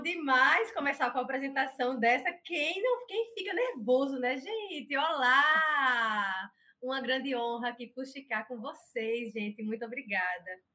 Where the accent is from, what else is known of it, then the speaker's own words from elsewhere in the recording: Arapiraca, Alagoas, Brazil; eu sou natural de Arapiraca.